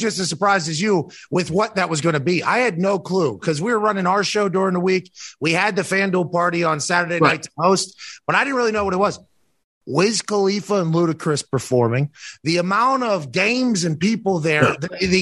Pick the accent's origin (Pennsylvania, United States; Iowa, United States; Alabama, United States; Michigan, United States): Pennsylvania, United States; Plum; I played soccer growing up, but I'm from Pittsburgh. Plum is in the East Hills of Pittsburgh.